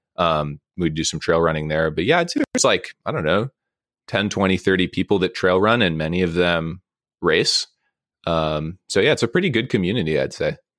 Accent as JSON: {"language": "English", "town": "Monterey", "region": "California", "country": "United States", "tie": "born or raised there", "said": "I grew up in Monterey, so I grew up going to the aquarium like uh, as a child."}